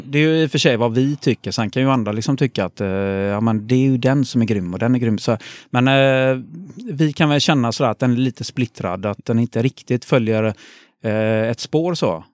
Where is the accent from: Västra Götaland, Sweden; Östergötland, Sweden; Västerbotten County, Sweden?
Västra Götaland, Sweden; Gothenburg; jag är born and raised eh, i Göteborg, eh, faktiskt på eh, bakom Avenyn, så jag är en stadsgrabb